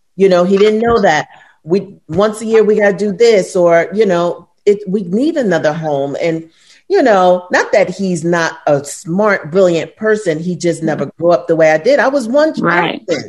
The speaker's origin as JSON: {"language": "English", "town": "New York City", "region": "New York", "country": "United States", "tie": "born or raised there", "moved": "as an adult", "lives_now": "Los Angeles, United States", "said": "I'm from, I'm born and raised in Brooklyn."}